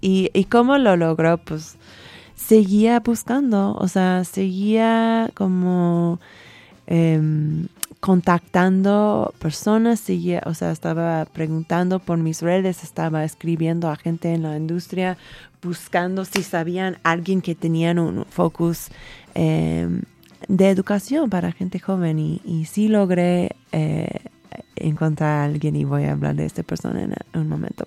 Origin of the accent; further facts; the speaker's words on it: California, United States; Spanish is a second language; moved away as an adult; also born or lived in Texas / Mexico City; now in Mexico; yo soy de California, o sea, me nací en Texas, pero nos mudábamos a las al un mes a California